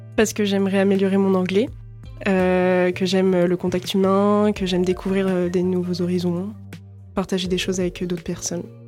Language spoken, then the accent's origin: French; La Rochelle, Nouvelle-Aquitaine, France; je viens initialement de La Rochelle